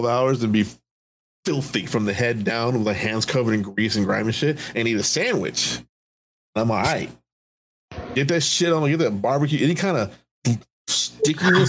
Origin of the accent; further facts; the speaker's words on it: Texas, United States; I grew up in Texas, so I grew up on Texas sweet barbecue sauce